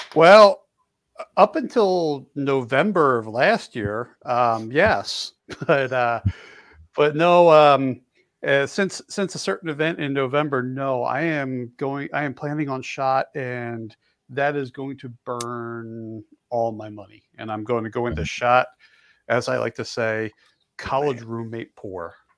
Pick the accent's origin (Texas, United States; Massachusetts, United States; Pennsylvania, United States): Pennsylvania, United States; Philadelphia; I grew up in Philly